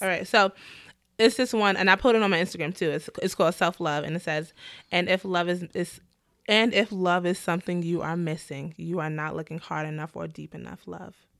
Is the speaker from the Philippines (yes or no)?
no; New York City, New York, United States; I'm from the Bronx